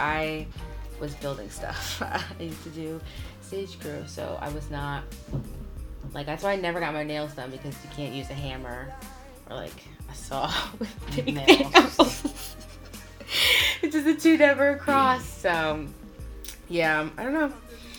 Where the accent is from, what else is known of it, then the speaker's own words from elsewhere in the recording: Maryland, United States; I think that's great because I'm from Maryland. I have no accent.